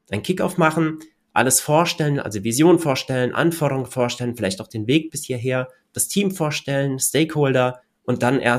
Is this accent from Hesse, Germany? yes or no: yes; Hochheim, Hesse, Germany; ich komme ja aus Hochheim und wir haben hier ein Hochheim-Neubaugebiet